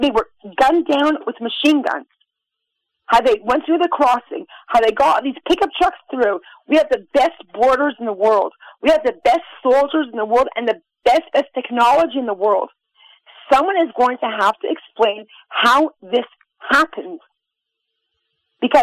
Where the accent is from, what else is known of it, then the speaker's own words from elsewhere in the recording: United States; now in Israel; I'm American